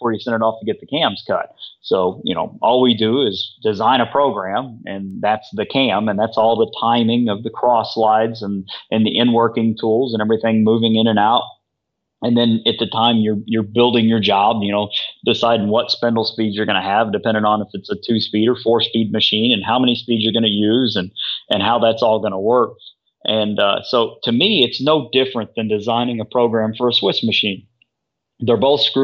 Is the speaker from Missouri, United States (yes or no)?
yes; Missouri, United States; I grew up in Missouri